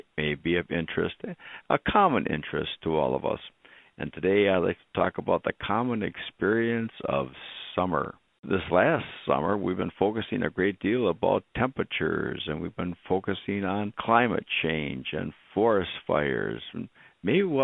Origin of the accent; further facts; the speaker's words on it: Wisconsin Rapids, Wisconsin, United States; We grew up in Wisconsin Rapids, and the river ran right through town